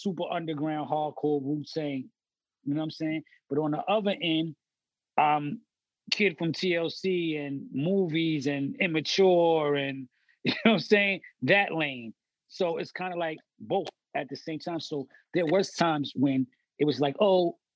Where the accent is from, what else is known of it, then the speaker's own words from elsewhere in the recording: New York City, New York, United States; We was like the forgotten borough or this far out there